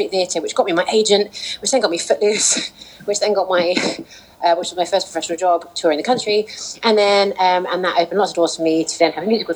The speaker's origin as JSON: {"language": "English", "town": "Barnet", "region": "London", "country": "United Kingdom", "tie": "born or raised there", "said": "I was born in Barnet"}